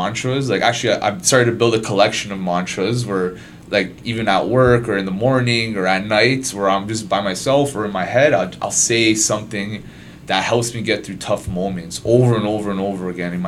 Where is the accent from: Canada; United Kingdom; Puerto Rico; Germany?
Canada; Toronto, Ontario; I'm from Toronto, born and raised